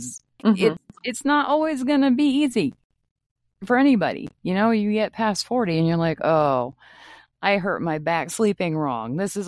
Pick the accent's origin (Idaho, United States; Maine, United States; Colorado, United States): Maine, United States; And I'm hoping to talk to some people back home where I grew up in Maine too